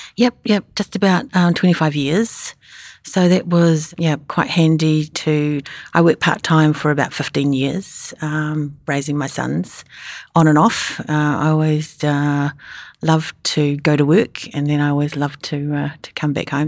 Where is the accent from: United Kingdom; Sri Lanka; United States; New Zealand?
New Zealand; moved away; also born or lived in Sydney; I'm a Kiwi